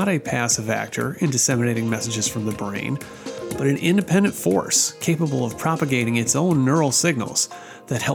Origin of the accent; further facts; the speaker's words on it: southwestern Wisconsin, United States; where I grew up in southwestern Wisconsin